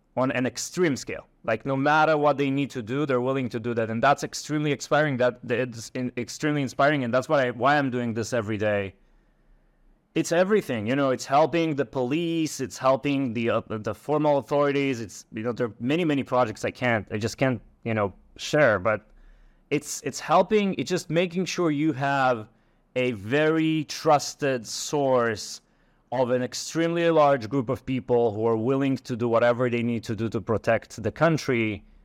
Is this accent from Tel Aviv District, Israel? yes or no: no; Ashkelon, Southern District, Israel; I'm coming from Ashkelon. Um, I was born and raised there.